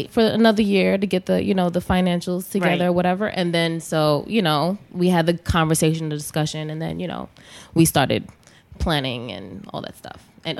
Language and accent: English; Haiti; I'm Haitian.